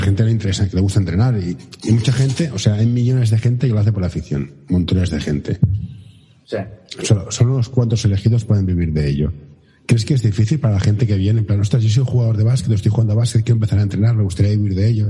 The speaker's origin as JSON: {"language": "Spanish", "town": "Barcelona", "region": "Catalonia", "country": "Spain", "said": "yo soy de Barcelona"}